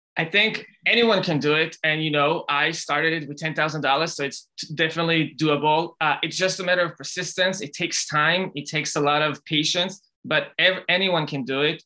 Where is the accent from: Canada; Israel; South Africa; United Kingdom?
Israel; now in United States; I grew up in Israel